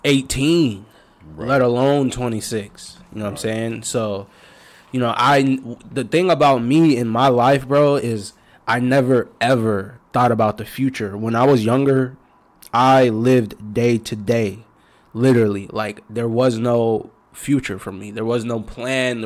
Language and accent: English; Tacoma, Washington, United States; I grew up in Tacoma all the way.